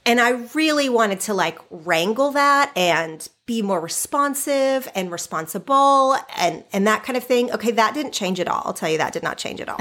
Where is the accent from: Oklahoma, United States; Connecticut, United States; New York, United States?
Oklahoma, United States; moved away as an adult; now in California, United States; I grew up in Oklahoma.